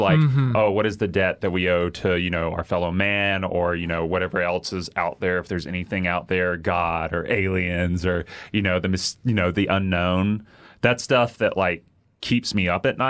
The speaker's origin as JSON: {"language": "English", "region": "the South", "country": "United States", "tie": "born or raised there", "said": "I have sort of, like, insecurities about being seen as an idiot because I grew up in the South."}